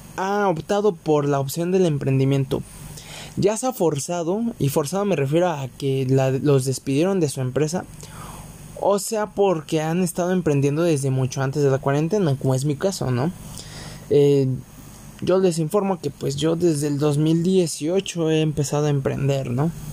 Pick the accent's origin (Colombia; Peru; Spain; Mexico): Mexico; aquí en mi país, en México